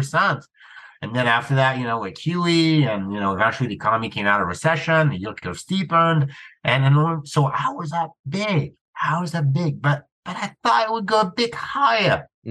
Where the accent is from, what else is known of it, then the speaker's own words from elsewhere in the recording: France; moved away; I grew up in France, middle-class family, teachers.